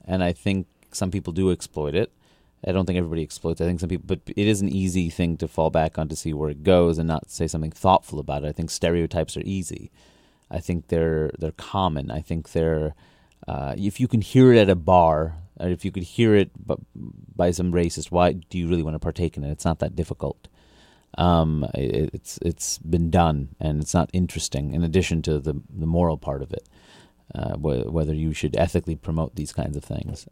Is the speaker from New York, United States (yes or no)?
yes; New York City, New York, United States; also born or lived in Brunswick, Maine; I grew up in Queens, New York.